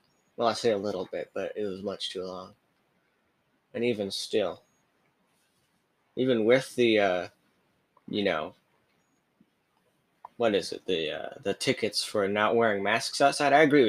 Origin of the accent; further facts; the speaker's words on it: Provo, Utah, United States; born there; now in Austin, United States; I'm from down here in Texas. I was born in Utah, Provo, Utah. Then I moved down here to Austin.